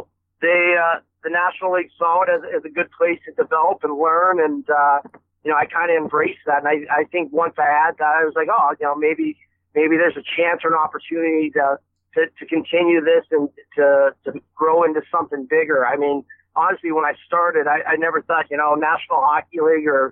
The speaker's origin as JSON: {"language": "English", "town": "Erie", "region": "Pennsylvania", "country": "United States", "tie": "born or raised there", "said": "my hometown, Erie, Pennsylvania"}